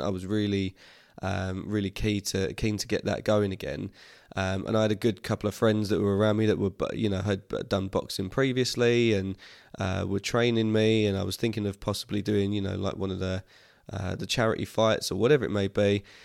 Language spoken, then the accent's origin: English; Harlow, East of England, United Kingdom; my hometown venue where I'd, as I said I've been playing for years since I was a kid